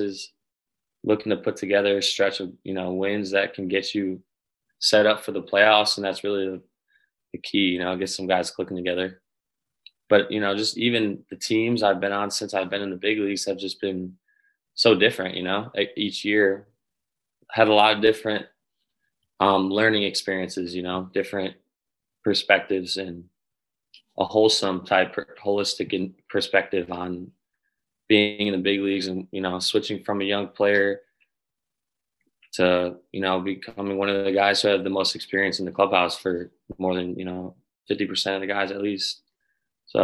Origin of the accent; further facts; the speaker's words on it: Chicago, Illinois, United States; Chicago, my hometown team